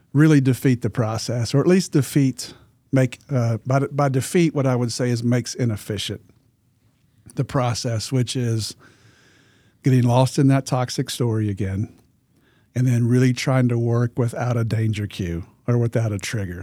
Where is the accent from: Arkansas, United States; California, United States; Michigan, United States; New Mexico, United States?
Arkansas, United States; I'm from Arkansas